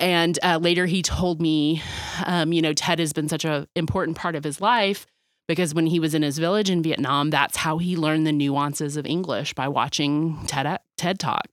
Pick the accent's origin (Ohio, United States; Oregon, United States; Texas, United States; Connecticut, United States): Texas, United States; Dallas; being born and raised in Dallas